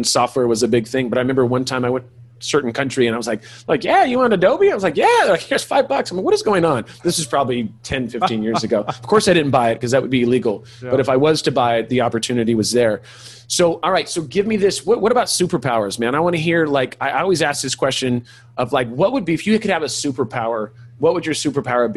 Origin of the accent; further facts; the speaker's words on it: California, United States; I am from California